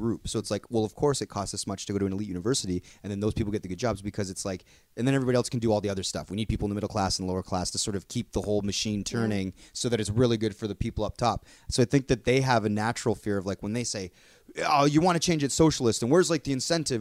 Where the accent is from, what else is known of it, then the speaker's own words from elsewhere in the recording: Canada; we're all from Canada. We grew up here